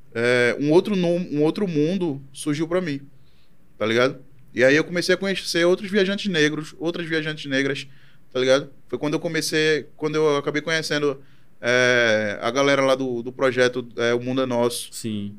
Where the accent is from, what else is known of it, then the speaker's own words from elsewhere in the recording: Brazil; also born or lived in Chile; eu dizia que era brasileiro